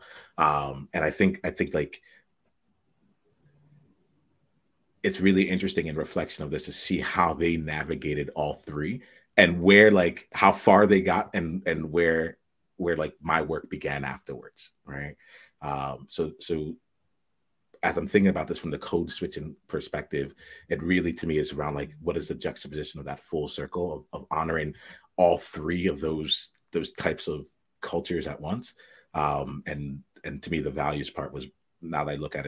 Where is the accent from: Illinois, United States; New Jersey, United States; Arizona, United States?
New Jersey, United States; outside Camden; I grew up outside of Camden, New Jersey